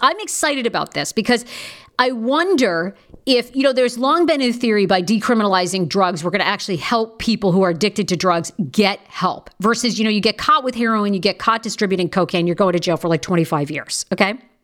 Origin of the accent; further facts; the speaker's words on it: Maine, United States; I am from Maine